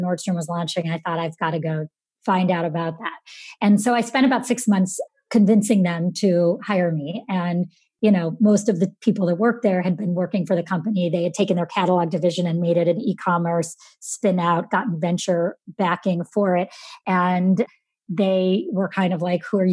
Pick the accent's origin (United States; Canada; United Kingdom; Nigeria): United States; Syracuse, New York; I grew up in Syracuse, New York